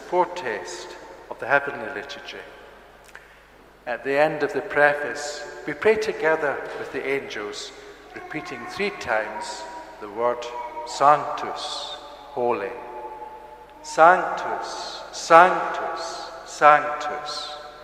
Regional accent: Scotland, United Kingdom; moved away; As you may tell from my accent, I'm from Scotland originally, but as well as having Scottish ancestry, I also have Irish ancestry

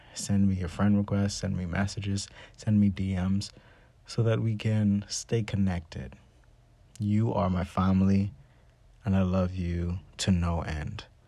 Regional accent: Bahamas; Me growing up in the Bahamas

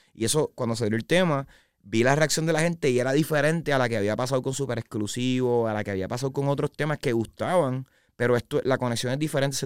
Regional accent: San Juan, Puerto Rico; also born or lived in Arecibo, Puerto Rico / Isabela, Puerto Rico; yo soy de San Juan, Puerto Rico, eh, pero nací en Arecibo

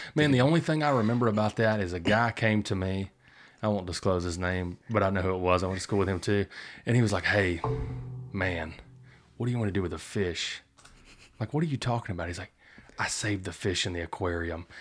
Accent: Sour Lake, Texas, United States; moved away; I grew up in Sour Lake

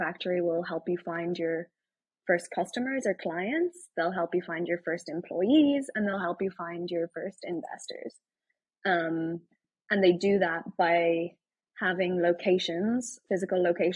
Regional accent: Ireland; accent: Irish; moved away as an adult; now in Austin, United States; I'm Irish from Ireland

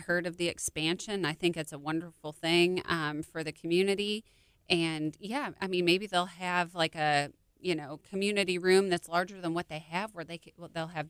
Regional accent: Illinois, United States; I'm from Illinois.

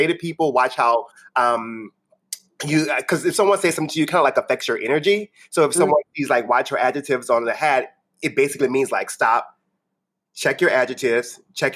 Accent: New Orleans, Louisiana, United States; I'm from New Orleans. I grew up in the lower Ninth Ward

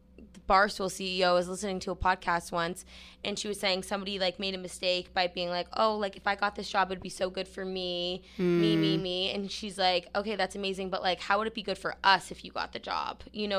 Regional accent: New Hampshire, United States; I'm from Nashville, New Hampshire.

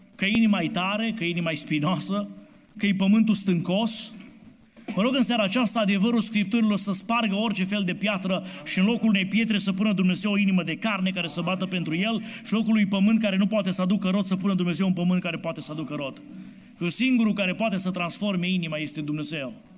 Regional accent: Romania; Noi suntem români

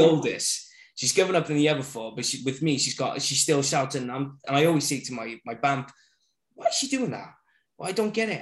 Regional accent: Barry, Wales, United Kingdom; born and raised in Barry

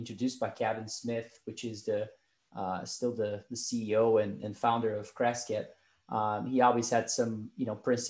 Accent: Brazil; moved away as an adult; now in United States; I was born and raised in Brazil

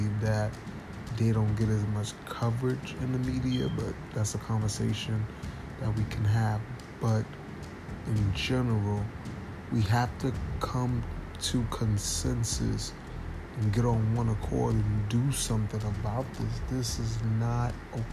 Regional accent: United States; as a young black man growing up in America

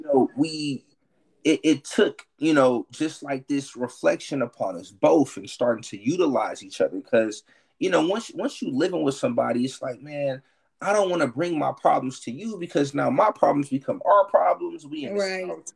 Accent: Milwaukee, Wisconsin, United States; moved away as an adult; now in Houston, United States; I'm from Milwaukee, right? But I live in mm-hmm. Houston. I'm in my 17th year living in Houston

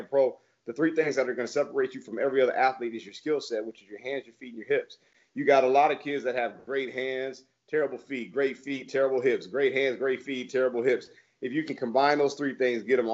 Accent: Plano, Texas, United States; I'm from Plano with the Plano West, so I'm right in that market

